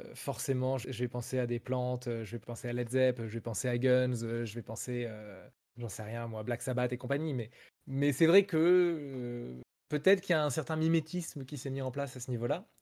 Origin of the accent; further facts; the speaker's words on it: France; first language French; je suis un Français qui chante en anglais du rock